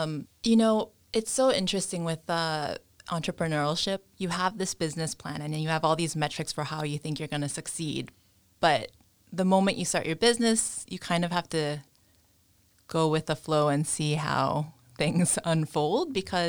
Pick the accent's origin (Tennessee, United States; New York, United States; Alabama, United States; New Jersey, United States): New York, United States; moved away as an adult; now in Kilkeel, United Kingdom; I'm from New York.